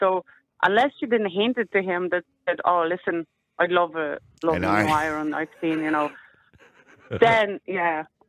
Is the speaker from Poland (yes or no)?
yes; Poland; now in Ireland; I'm Polish.